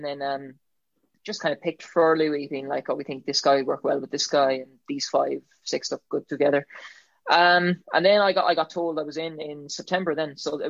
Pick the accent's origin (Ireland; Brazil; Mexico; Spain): Ireland; County Galway, Connacht; I'm from County Galway.